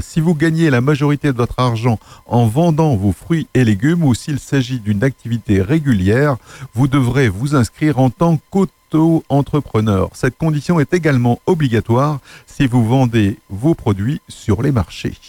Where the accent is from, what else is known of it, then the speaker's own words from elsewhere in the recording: Nord, Hauts-de-France, France; moved away; originaire de Lille, dans le Nord, ma région natale